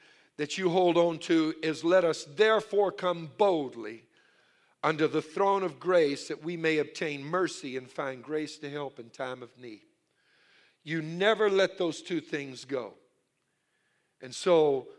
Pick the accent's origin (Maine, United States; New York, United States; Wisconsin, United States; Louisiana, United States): Louisiana, United States; I'm from Louisiana. I'm Cajun. My mother, all her family were Cajun